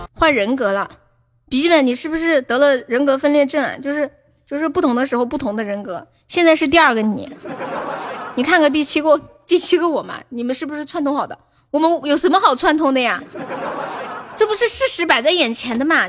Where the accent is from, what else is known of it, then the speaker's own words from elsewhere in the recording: Sichuan, China; accent: Sichuanese; 我们四川话有一句很土的话叫“见人我死，钩子摇”